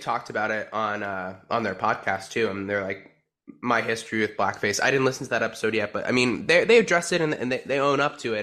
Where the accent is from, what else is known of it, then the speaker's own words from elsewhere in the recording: New Jersey, United States; I am from New Jersey